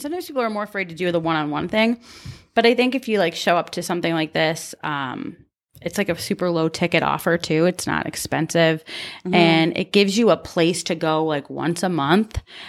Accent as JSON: {"language": "English", "country": "Canada", "said": "Oh, I'm Canadian."}